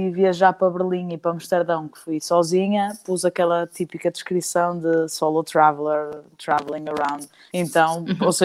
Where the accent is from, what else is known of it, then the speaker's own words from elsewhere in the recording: Madeira, Portugal; eu, eu, eu sou madeirense e havia muita homofobia à minha volta